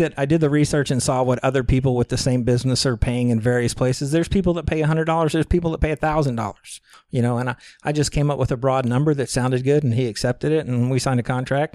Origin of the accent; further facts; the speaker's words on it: Galveston County, Texas, United States; moved away as an adult; now in Chiang Mai, Thailand; originally from Galveston County, Texas, you know, on Texas Gulf Coast. Um, born and raised there, grew up there